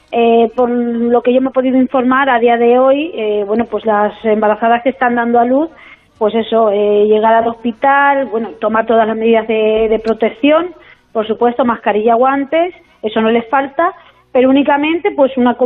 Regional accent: Tarazona, Aragon, Spain; como soy concejal en mi pueblo, en Tarazona

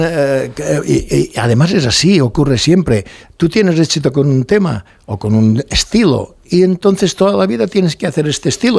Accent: Mallorca, Balearic Islands, Spain; accent: Mallorcan; soy de Mallorca

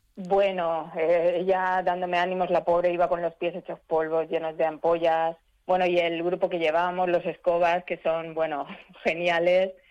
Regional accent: Elche, Valencian Community, Spain; yo soy de, aquí de Elche

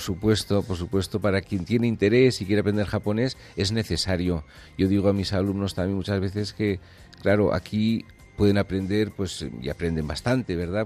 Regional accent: San Sebastián, Basque Country, Spain; moved away as an adult; also born or lived in Japan; now in Barcelona, Spain; yo soy de San Sebastián

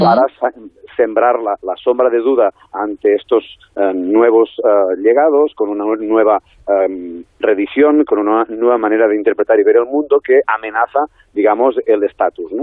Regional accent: Besalú, Catalonia, Spain; mi pueblo natal, en mi pueblo natal que es Besalú

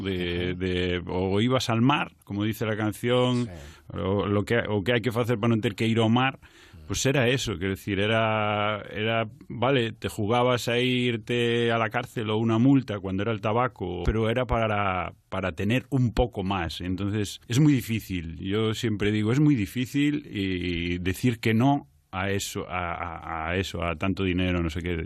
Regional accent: Culleredo, Galicia, Spain; yo soy de, de Castelo, que no es Carral, es Culleredo, es un pueblo de Culleredo, de, como te digo, de, la zona mm, interior, como a 20 minutos de Coruña

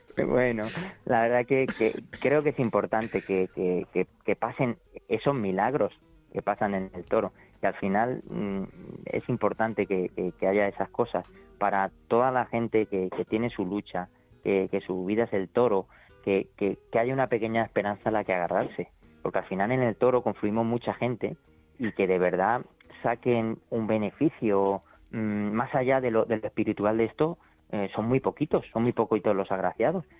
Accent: Albacete, Castilla-La Mancha, Spain; Llevaba muchos años en Albacete sobreviviendo

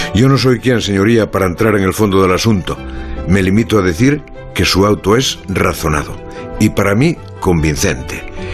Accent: Galicia, Spain; yo Sí nací en la Galicia profunda, pero era una Galicia de hace muchos años, que hoy ya no existe

